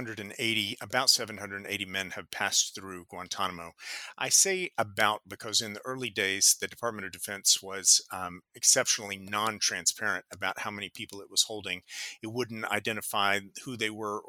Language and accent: English; United States; I am an American